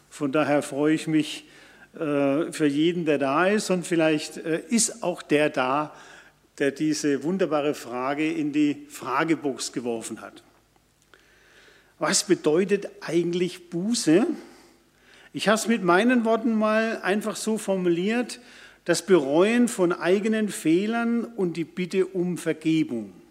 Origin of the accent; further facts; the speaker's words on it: Karlsruhe, Baden-Württemberg, Germany; Karlsruhe, meine Heimat, benutzt noch zentrale Bußgeldstelle.